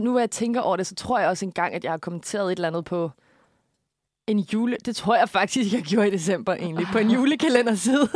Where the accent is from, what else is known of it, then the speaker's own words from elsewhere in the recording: Korsør, Zealand, Denmark; jeg kommer jo fra, øh, Korsør